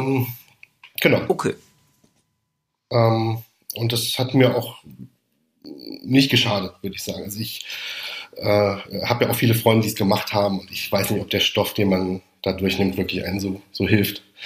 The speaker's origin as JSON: {"language": "German", "region": "Rhineland-Palatinate", "country": "Germany", "tie": "born or raised there", "also_born_or_lived": "Heidelberg / Mainz area / Paris / Mannheim", "said": "ich komme aus der Pfalz"}